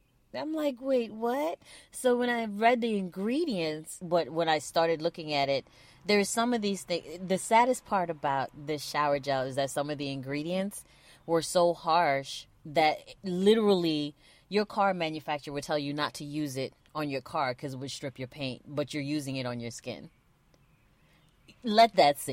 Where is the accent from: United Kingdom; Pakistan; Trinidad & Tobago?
Trinidad & Tobago; we're from Trinidad. So we would say, is Sixahwe doing something?